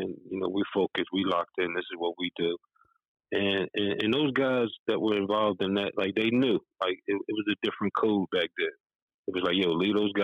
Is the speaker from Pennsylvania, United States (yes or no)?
yes; Philadelphia, Pennsylvania, United States; growing up in Philly, man, just in the playgrounds and just, you know, guys I was growing up with mentoring me